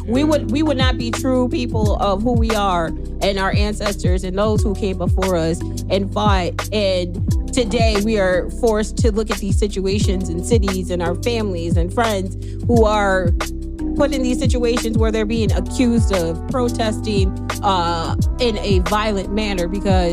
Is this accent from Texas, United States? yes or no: no; Chicago, Illinois, United States; moved away; we're not Canadian. We're just Chicagoans.